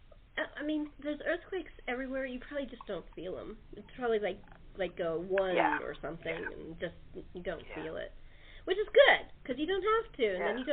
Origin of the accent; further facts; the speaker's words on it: California, United States; also born or lived in the West / the Midwest / the East Coast of America; I was born and raised in California.